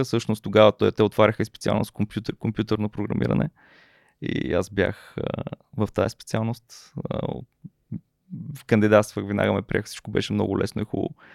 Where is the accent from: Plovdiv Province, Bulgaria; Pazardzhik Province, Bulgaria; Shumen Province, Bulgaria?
Pazardzhik Province, Bulgaria; Peshtera; moved away; also born or lived in Sofia / Blagoevgrad; Аз съм израснал в Пещера, но съм роден в София